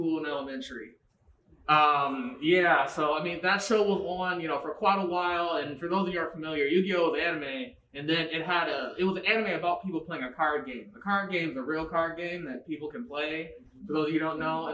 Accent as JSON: {"language": "English", "town": "Southfield", "region": "Michigan", "country": "United States", "tie": "born or raised there", "said": "We're both Michigan natives, born and raised. I grew up in Southfield"}